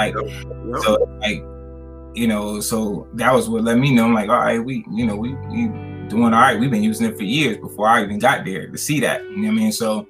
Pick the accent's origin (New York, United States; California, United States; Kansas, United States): New York, United States; now in Richmond, United States; Yeah, I mean, I'm originally from New York, but I've been down here for probably maybe a little more than 30 years. So I definitely, you know, definitely have my roots in Richmond. I consider myself a Richmonder more so than anything.